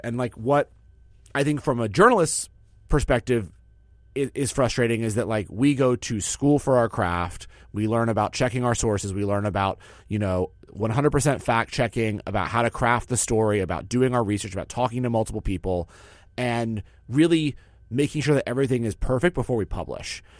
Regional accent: New York City, New York, United States; as a New Yorker

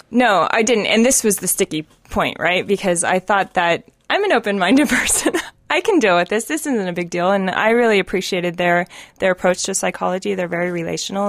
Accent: Reno, Nevada, United States; I am originally from Reno, but I always say I'm from Tahoe

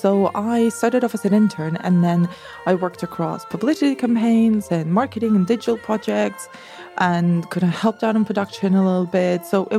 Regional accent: Barcelona, Catalonia, Spain; also born or lived in Madrid; I'm from Barcelona.

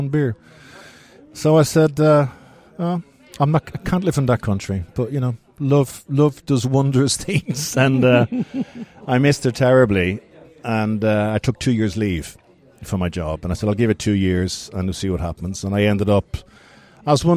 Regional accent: Dublin, Leinster, Ireland; moved away as an adult; now in Uppsala, Sweden; I'm from Dublin. I've been working in and around beer since I was 14, 15, 16, Grand Hotel in Dublin

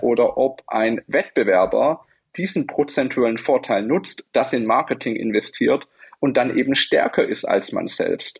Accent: Germany; Wir sind Deutsche

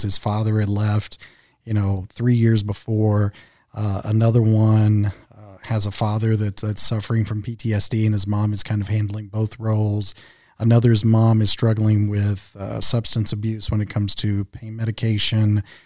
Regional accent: Henderson, Kentucky, United States; moved away as an adult; now in Louisville, United States; my hometown of Henderson, Kentucky, which is where I grew up

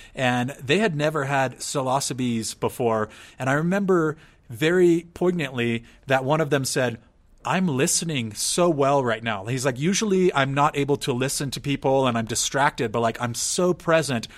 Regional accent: San Diego, California, United States; moved away; I'm born and raised in San Diego

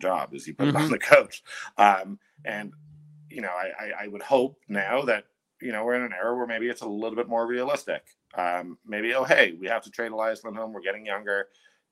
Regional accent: Toronto, Ontario, Canada; now in Calgary, Canada; I'm from Toronto.

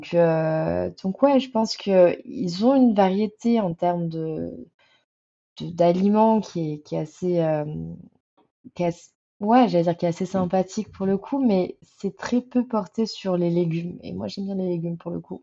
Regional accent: France; je viens de France

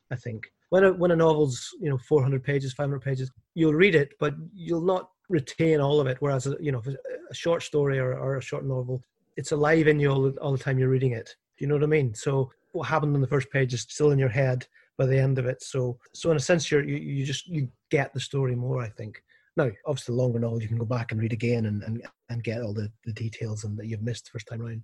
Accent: Northern Ireland, United Kingdom; also born or lived in Scotland; now in Glasgow, United Kingdom; I, I grew up in Northern Ireland

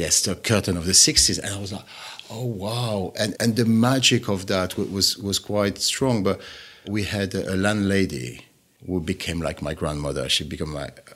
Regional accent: Pyrenees, France; born or raised there; English is a second language; moved away

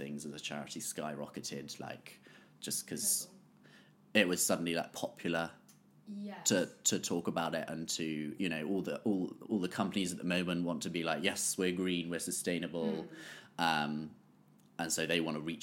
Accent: Bath, South West England, United Kingdom; I grew up in Bath

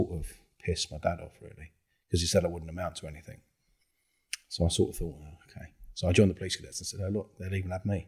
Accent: London, United Kingdom; I come from South London, grew up on an estate in South London

